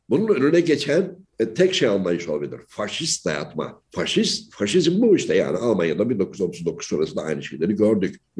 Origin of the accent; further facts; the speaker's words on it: Yenimahalle, Ankara, Turkey; Yani ben Ankara Yeni Mahalle'de büyüdüm. Ankara Yeni Mahalle ve Ankara halk evi e, bünyesinde çalışmalar yaptım.